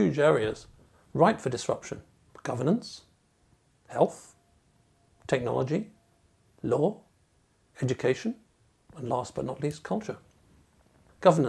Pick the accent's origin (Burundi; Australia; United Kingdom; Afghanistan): United Kingdom; England; being English